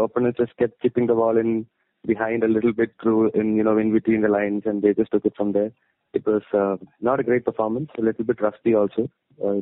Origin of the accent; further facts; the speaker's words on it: Kerala, India; moved away; also born or lived in Bangalore; I'm from Kerala, but I was in Bangalore.